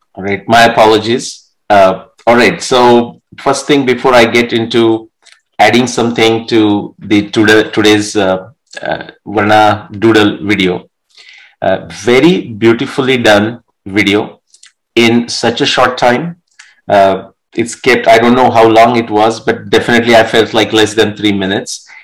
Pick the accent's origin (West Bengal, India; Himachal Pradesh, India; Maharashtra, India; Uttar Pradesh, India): Maharashtra, India; Marathi; first language Marathi; English is a second language; moved away; in that small village, I was the only one that was, I mean, I'm talking eight to 10 years old who is reading the newspaper in my mother tongue Marathi